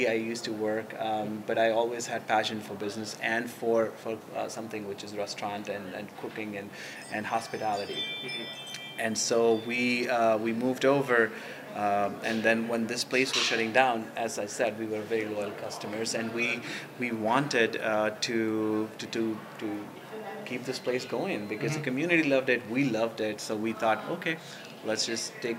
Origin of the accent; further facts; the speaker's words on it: central India, India; now in St. Paul, United States; we grew up in India, a central part of India